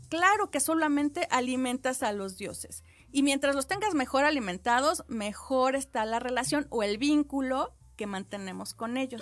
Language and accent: Spanish; Mexico; Yo que tengo sangre guerrerense y oaxaqueña